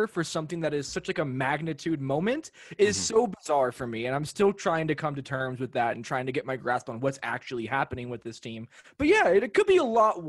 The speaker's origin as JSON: {"language": "English", "town": "Los Angeles", "region": "California", "country": "United States", "tie": "born or raised there", "moved": "yes", "lives_now": "Denver, United States", "said": "I grew up in Los Angeles."}